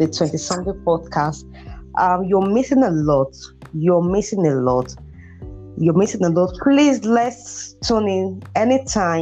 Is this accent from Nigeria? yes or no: yes; Benin City, Edo, Nigeria; now in Ibadan, Nigeria; I'm from Edo State, Benin City